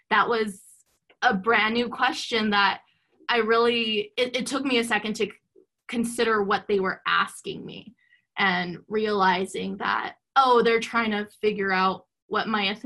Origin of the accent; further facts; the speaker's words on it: Mexico; like being growing up Mexican, you don't know.